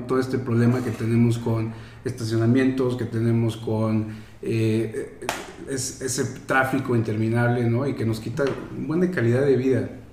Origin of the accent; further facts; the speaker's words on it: Mexico; nosotros como mexicanos estamos súper acostumbrados a que si no tienes coche no me puedo mover